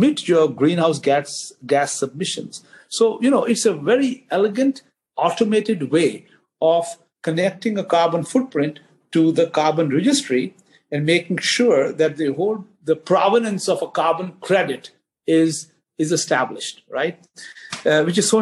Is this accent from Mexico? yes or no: no; Mumbai, Maharashtra, India; now in Ashburn, United States; as a kid growing up in Bombay in India